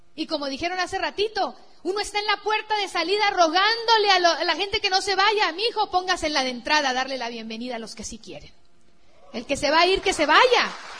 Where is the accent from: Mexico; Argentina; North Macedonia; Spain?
Mexico; Sinaloa; mi tierra así de Sinaloa, la playa de Mazatlán